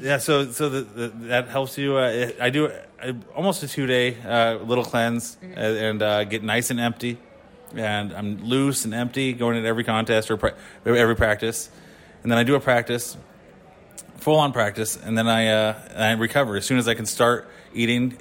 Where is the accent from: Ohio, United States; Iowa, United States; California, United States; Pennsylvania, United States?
California, United States; San Jose; moved away as an adult; now in Indiana, United States; San Jose, California, but I recently moved to Indiana.